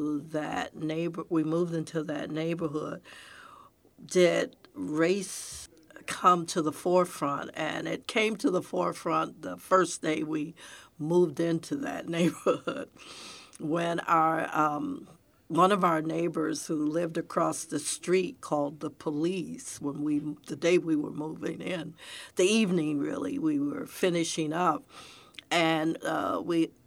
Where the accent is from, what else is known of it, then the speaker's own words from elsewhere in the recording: Detroit, Michigan, United States; also born or lived in Pontiac, Michigan; now in Texas, United States; that's where I grew up in Detroit